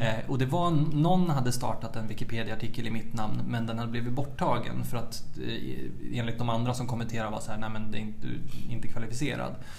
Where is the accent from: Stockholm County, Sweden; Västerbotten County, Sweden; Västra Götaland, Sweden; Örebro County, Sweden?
Örebro County, Sweden; Örebro; moved away as an adult; also born or lived in Umeå; född egentligen i Vivalla utanför Örebro, eh, en förort till Örebro. Eh, bodde där tills jag var åtta och då flyttade vi ut liksom, på landet